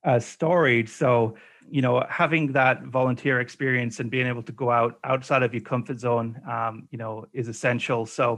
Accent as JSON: {"language": "English", "region": "England", "country": "United Kingdom", "moved": "yes", "lives_now": "Canada", "said": "So when I came over to Canada from England back in 2007, I didn't have this COVID thing"}